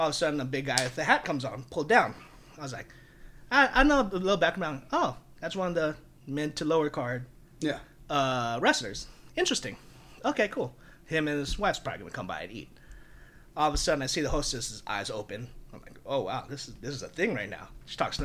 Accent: Philippines; now in Las Vegas, United States; I'm Filipino

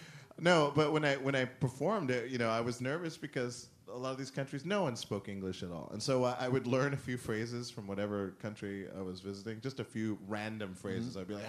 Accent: Montana, United States; also born or lived in Germany / Spain / Italy; then I was born in Germany, so we moved like Germany, Spain, Italy, and that's it. And my mother was French, so I heard a lot of different languages as a kid. And then growing up in Montana was like this perfect.

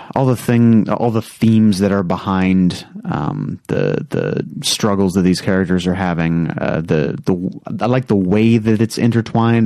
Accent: United States; as an American

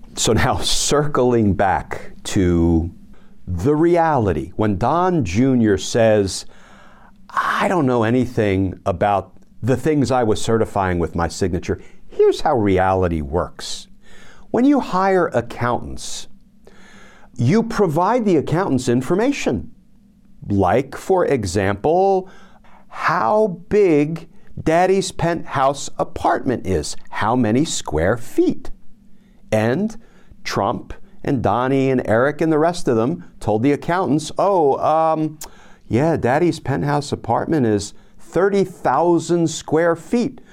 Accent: New Jersey, United States; moved away; I am a gutter kid from Jersey

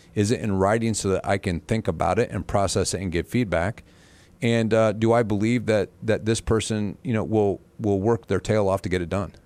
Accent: Butler, Indiana, United States; also born or lived in Valparaiso, Indiana / Fort Wayne, Indiana; I'm from Butler, Indiana

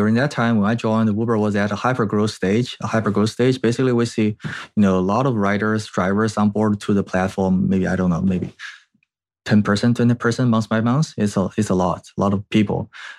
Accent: China; moved away as an adult; also born or lived in Canada; now in United States; I was like grew up in China and I did my school actually in Canada and then ended up in US.

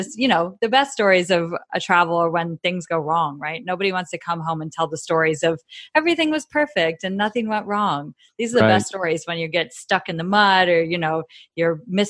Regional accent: just outside of San Francisco, California, United States; I am from just outside of San Francisco in California.

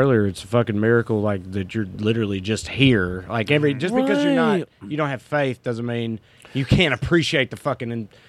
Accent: the South, United States; now in California, United States; growing up in the South.

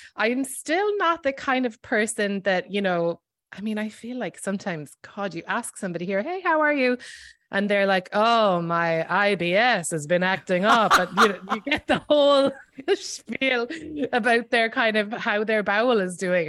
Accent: Ireland; moved away as an adult; now in New York, United States; I am Irish and I grew up there

